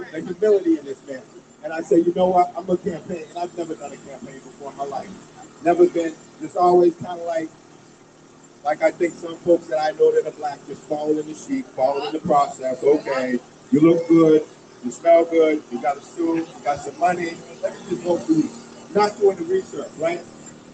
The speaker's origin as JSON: {"language": "English", "town": "Boston", "region": "Massachusetts", "country": "United States", "tie": "born or raised there", "said": "I grew up in Boston."}